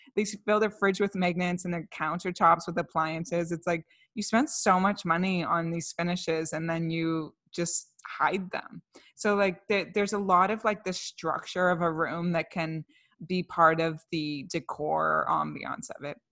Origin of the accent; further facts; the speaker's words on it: Canada; We're two Canadian millennials